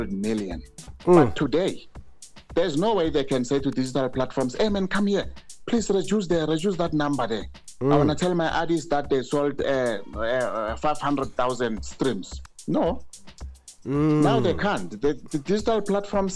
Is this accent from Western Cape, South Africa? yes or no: no; Daveyton, Gauteng, South Africa; I grew up in Davidson, when I went to my mom's house in Davidson